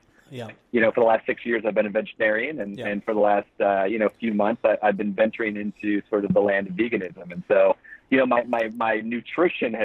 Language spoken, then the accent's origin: English; Flint, Michigan, United States; now in Florida, United States; I live in Florida now, but I grew up in Flint, Michigan